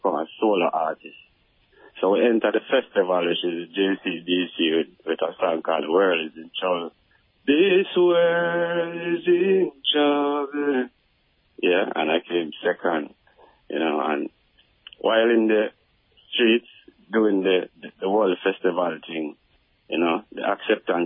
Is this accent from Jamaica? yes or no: yes; Salisbury Plain, Saint Andrew, Jamaica; I'm from Salisbury Plain, St. Andrew, close to Stone Hill